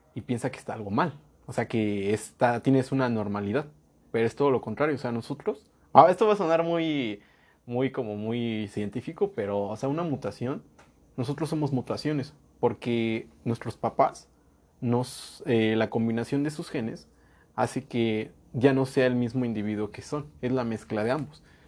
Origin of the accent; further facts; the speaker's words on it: Mexico; nosotros como mexicanos y como pueblo latinoamericano